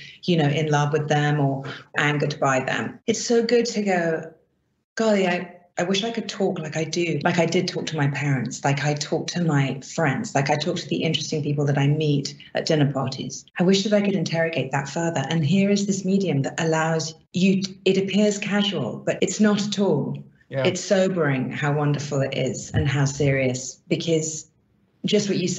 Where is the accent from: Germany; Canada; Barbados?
Barbados; I grew up in the Caribbean, in Barbados.